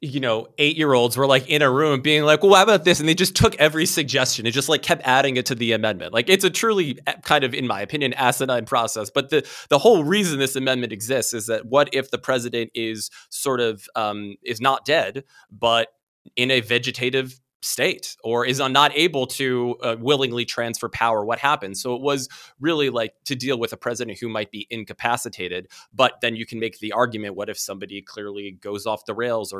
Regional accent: Washington, District of Columbia, United States; And also, I grew up in DC. I was born there. I went to school there.

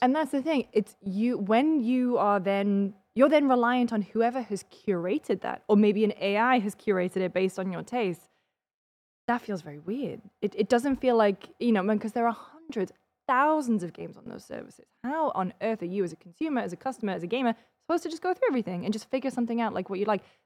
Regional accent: United Kingdom; now in United States; as a British person

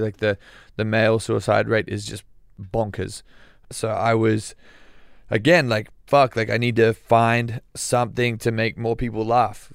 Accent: Australia; I'm Australian

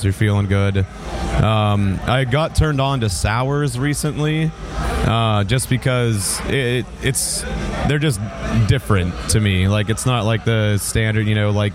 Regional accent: Pennsylvania, United States; I'm from Pennsylvania

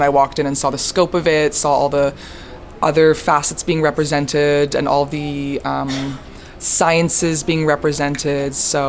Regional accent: British Columbia, Canada; moved away; I'm from British Columbia, so we don't often get the big conferences over there

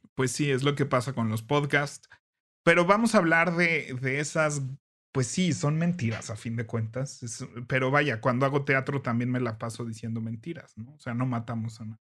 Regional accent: Mexico; como mexicanos que tenemos Santa Claus y luego Reyes Magos

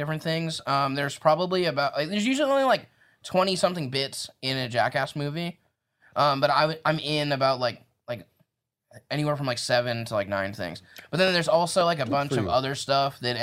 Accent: Indiana, United States; I'm from Indiana.

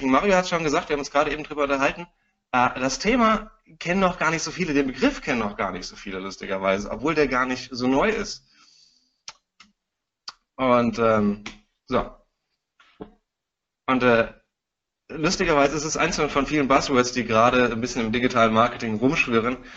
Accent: Frankfurt, Hesse, Germany; ich bin Frankfurter Bub

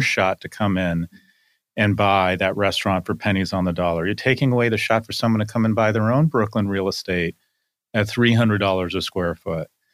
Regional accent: Scotland, United Kingdom; now in United States; I am Scottish

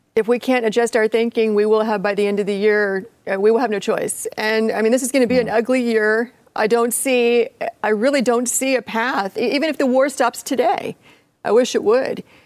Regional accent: Appalachia, United States; I'm from Appalachia

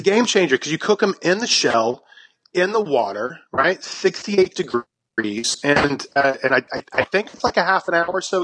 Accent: South Carolina, United States; moved away as an adult; also born or lived in Brooklyn, New York; South Carolina is my home state. I grew up there

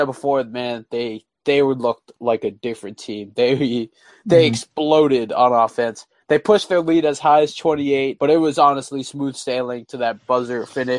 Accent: New York, United States; moved away; I think it's just my New York roots.

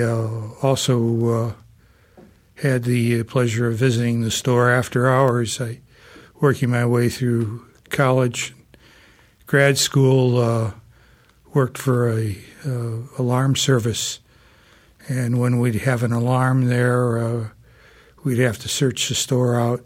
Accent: South Bend, Indiana, United States; I'm a fourth generation South Bender. And uh, growing up in South Bend

